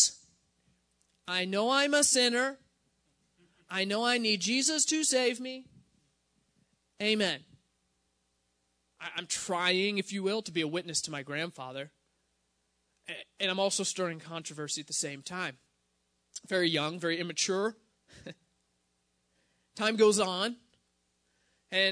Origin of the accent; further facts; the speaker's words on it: Pittsburgh, Pennsylvania, United States; I grew up in the Pittsburgh area